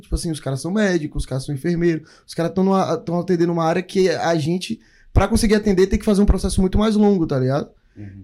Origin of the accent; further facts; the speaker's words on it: Brazil; now in New Zealand; a gente veio do Brasil